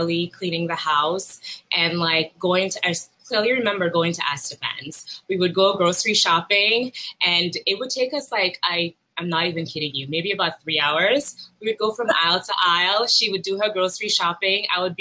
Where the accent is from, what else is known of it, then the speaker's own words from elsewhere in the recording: Roseau, Saint George, Dominica; I was born in Roseau, Dominica, not to be confused with Dominican Republic